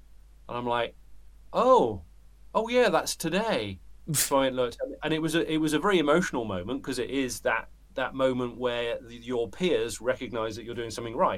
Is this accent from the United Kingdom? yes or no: yes; United Kingdom; moved away; I'm a British bloke in the middle of metaphorical nowhere